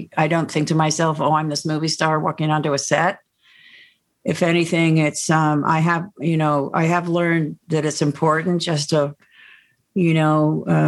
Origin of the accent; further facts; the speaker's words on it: Connecticut, United States; I'm from Connecticut